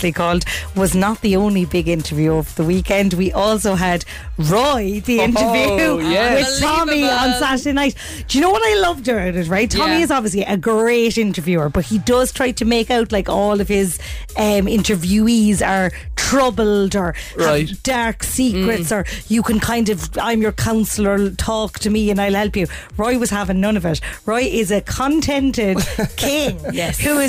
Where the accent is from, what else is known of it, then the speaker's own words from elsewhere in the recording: Cork, Munster, Ireland; I know we're Irish and I know we're from Cork